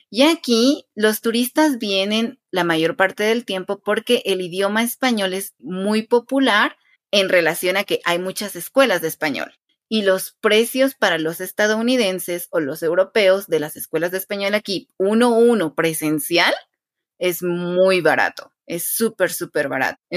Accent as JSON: {"language": "Spanish", "region": "Quetzaltenango", "country": "Guatemala"}